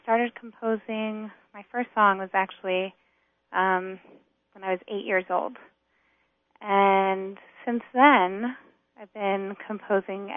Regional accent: North Carolina, United States; moved away; also born or lived in New York; I was born and raised in North Carolina.

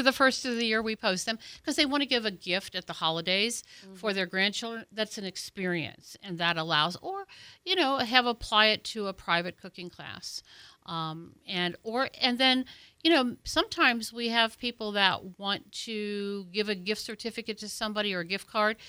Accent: Ohio, United States; moved away as an adult; now in Pensacola, United States; I'm originally from Ohio, so I moved here 20 years ago.

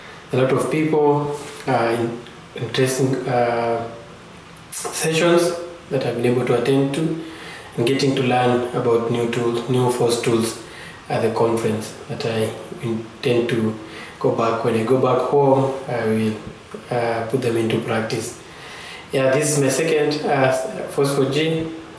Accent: Kenya; I am from Kenya

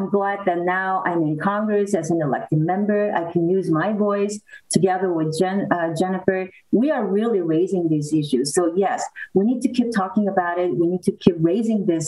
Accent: South Korea; now in United States; I am an immigrant from South Korea

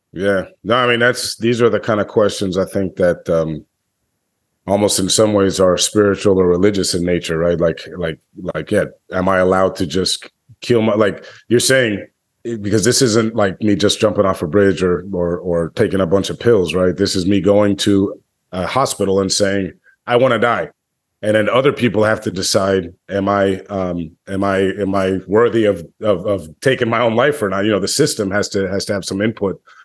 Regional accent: United States; as an American in twenty twenty-three

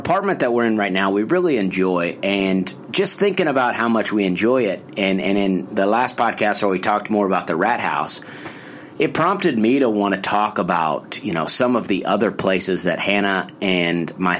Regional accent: Opelika, Alabama, United States; Okay. Well, I grew up in Opelika, Alabama

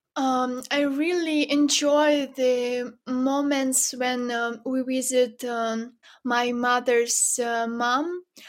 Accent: Zhytomyr, Zhytomyr Oblast, Ukraine; moved away; my parents uh, that still live in my hometown. It's not a big city, not far from Kiev, as you mentioned. Um, uh, it's called Zhytomyr

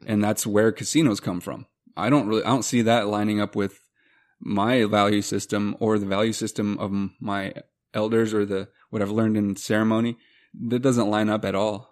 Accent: Montana, United States; growing up in Montana

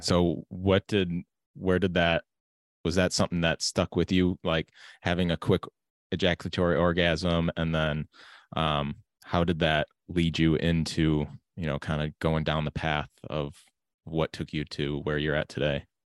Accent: United States; growing up in America

